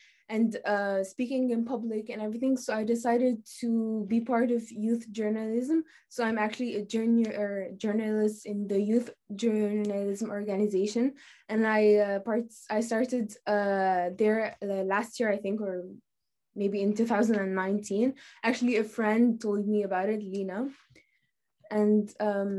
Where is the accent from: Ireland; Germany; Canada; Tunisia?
Tunisia; now in Bahrain; I'm from Tunisia, and I'm a student at the French International School of Bahrain in grade 10